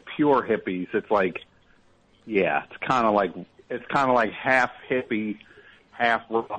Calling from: San Francisco, California, United States; San Francisco.

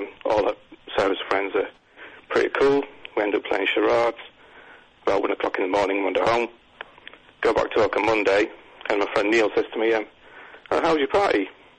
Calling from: Bexley, London, United Kingdom; From Bexley. You won't have heard of it. It's a borough. We don't have neighborhoods.

